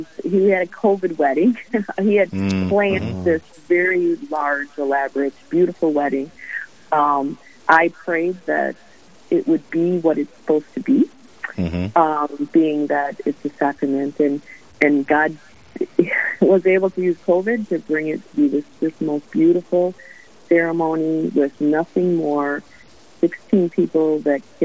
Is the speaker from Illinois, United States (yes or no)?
yes; Chicago, Illinois, United States; moved away as an adult; now in Duluth, United States; I hail from Chicago